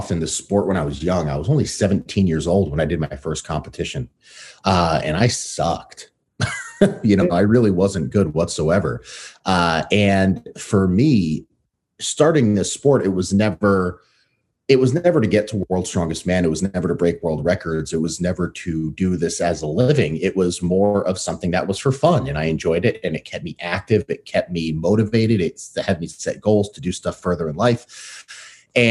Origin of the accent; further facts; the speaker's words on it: New York City, New York, United States; also born or lived in Connecticut / Massachusetts; now in Seattle, United States; I grew up in the U.S. So I was born in Brooklyn, New York. My family then relocated to Connecticut